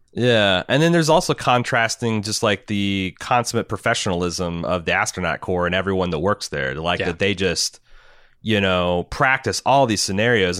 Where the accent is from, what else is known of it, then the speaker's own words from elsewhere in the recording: United States; as an American